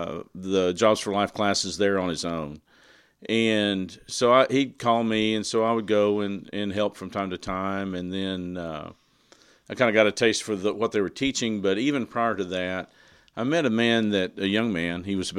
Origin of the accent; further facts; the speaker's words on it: Burnet, Texas, United States; moved away as an adult; No, I grew up in Burnett, Texas, in Central Texas.